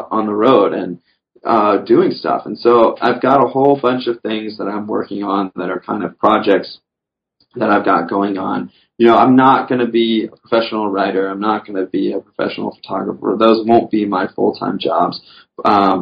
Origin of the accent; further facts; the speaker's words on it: the South, United States; I grew up in the South fishing, you know, with worms for bass and panfish